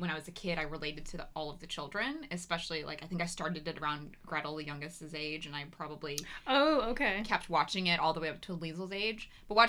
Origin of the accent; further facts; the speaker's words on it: the South, United States; accent: Southern; even when I moved out here and I spent a lot of time, like, training myself out of my Southern accent.